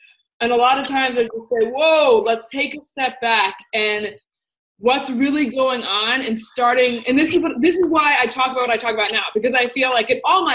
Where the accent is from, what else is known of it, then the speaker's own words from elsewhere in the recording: New Jersey, United States; I grew up in New Jersey, and I'm a Jersey girl.